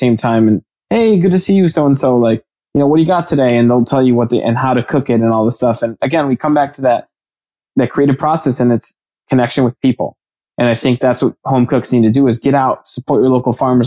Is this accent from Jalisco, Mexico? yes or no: yes; Jalisco, Mexico; I'm from Jalisco